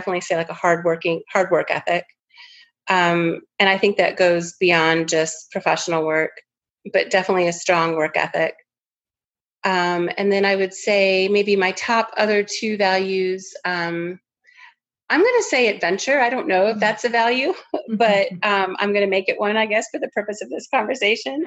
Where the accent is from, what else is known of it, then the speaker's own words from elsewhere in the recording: Florida, United States; I grew up in Florida